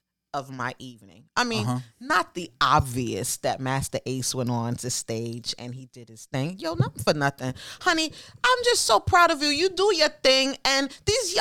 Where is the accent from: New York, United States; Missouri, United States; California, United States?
New York, United States; New York City; We grew up in Flatbush together